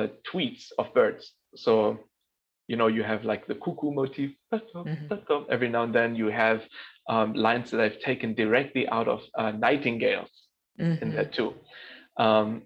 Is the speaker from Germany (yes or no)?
yes; Berlin, Germany; moved away as an adult; now in New York, United States; I'm born in Berlin. I'm actually born a couple of months before the wall fell. So I'm born in West Berlin.